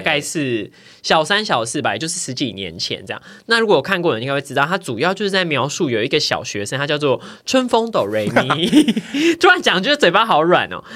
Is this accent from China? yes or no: no; southern Taiwan, Taiwan; 因为我们家是那种，我是男部的小孩嘛，然后就住透天处这样子